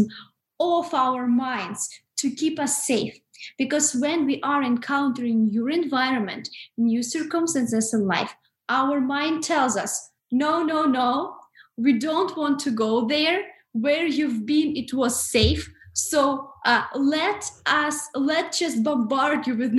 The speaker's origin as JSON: {"language": "English", "country": "Russia", "moved": "as an adult", "said": "living in Russia because I'm originally from Russia"}